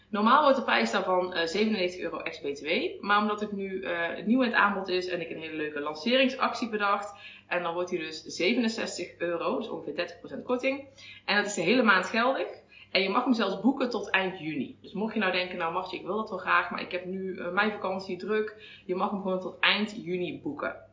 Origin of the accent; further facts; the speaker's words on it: North Brabant, Netherlands; accent: soft G; Oorspronkelijk kom ik uit Brabant, dus misschien hoor je af en toe eh, een zachte G.